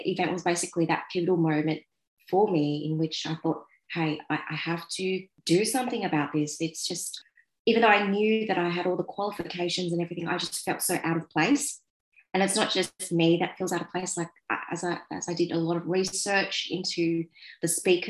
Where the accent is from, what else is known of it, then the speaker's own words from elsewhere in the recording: Sydney, New South Wales, Australia; I'm Vietnamese Australian. I was born here and my parents came to Australia as Vietnamese refugees